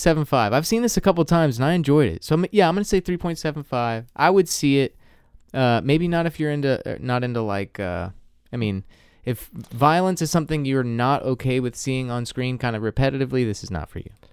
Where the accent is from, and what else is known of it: the South, United States